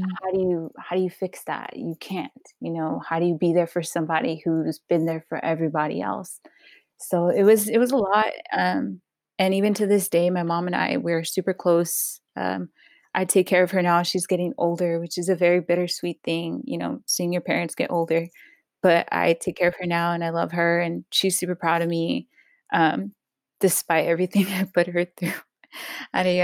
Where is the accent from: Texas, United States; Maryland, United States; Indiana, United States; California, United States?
California, United States; Los Angeles; I was born in Pacoima, California, the 818. Grew up all around San Fernando Valley